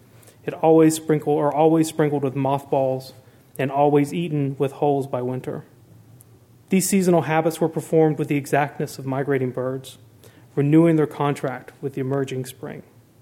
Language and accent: English; South Carolina, United States; moved away as an adult; now in Berkeley, United States; growing up in South Carolina